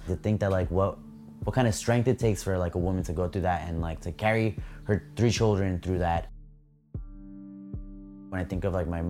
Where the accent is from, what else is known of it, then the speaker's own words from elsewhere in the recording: New York City, New York, United States; I'm 25 years old, born in Brooklyn, and I'm an illustrator.